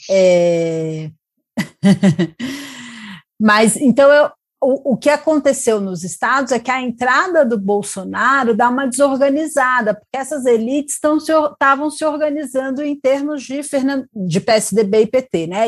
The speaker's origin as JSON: {"language": "Portuguese", "region": "Espírito Santo", "country": "Brazil", "moved": "yes", "said": "lá da, da minha terra"}